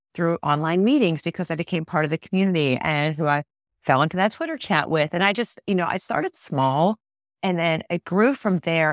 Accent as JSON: {"language": "English", "town": "Pittsburgh", "region": "Pennsylvania", "country": "United States", "said": "I'm not from Tennessee, I'm from Pittsburgh"}